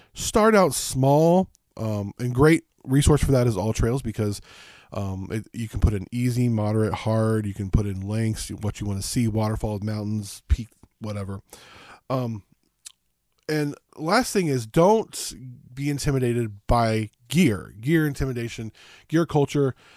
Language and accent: English; Las Vegas, Southern California, United States; moved away; I grew up in Southern California, Las Vegas